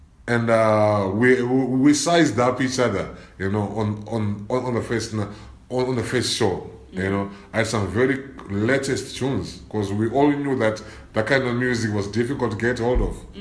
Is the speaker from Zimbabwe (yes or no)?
yes; Bulawayo, Zimbabwe; moved away as an adult; now in South Africa; I'm coming from Zimbabwe, where reggae was like on a different level.